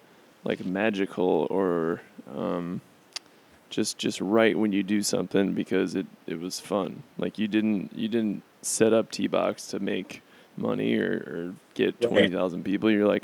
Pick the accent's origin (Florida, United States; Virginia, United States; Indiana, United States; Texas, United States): Florida, United States; moved away as an adult; now in Chicago, United States; I'm from Florida as well.